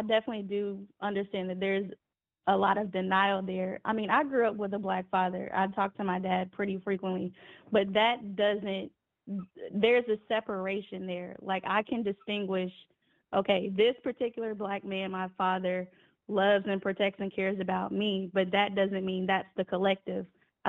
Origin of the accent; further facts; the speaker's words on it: United States; the U.S. I'll just say the U.S.